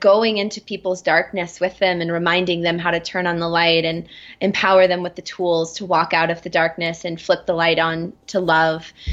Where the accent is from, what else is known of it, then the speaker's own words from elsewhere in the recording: Florida, United States; moved away as an adult; also born or lived in Atlanta / Colorado; I was raised in Florida